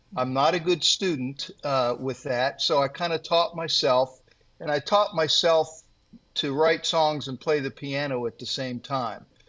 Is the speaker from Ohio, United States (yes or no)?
yes; Worthington, Ohio, United States; I was raised here, and uh, in fact, I'm getting ready to write a book about uh, growing up here in the same town that I now live